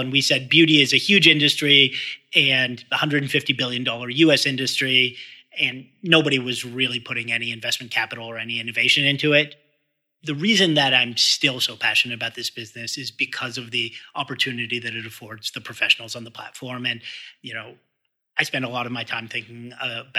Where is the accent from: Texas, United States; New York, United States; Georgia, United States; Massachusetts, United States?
Massachusetts, United States; Boston; I grew up in Boston